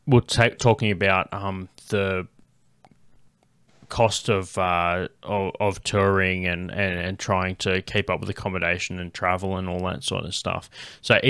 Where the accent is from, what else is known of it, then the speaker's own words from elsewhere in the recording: Canberra, Australian Capital Territory, Australia; they brought me up saying that I was from Canberra